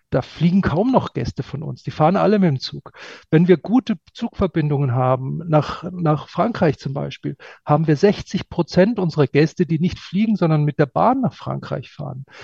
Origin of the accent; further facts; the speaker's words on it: Munich, Bavaria, Germany; Ja, und, und ich bin als Münchner öfter in Wien als in Berlin.